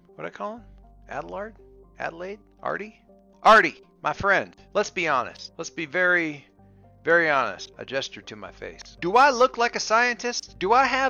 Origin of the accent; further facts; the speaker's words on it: South Dakota, United States; I grew up in the Midwest, in South Dakota